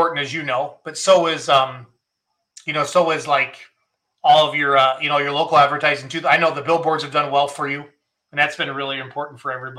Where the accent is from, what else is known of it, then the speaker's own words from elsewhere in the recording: Wisconsin, United States; I'm from Wisconsin.